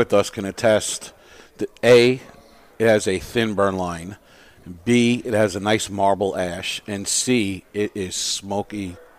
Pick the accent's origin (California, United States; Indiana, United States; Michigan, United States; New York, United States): New York, United States; You know, I grew up in New York.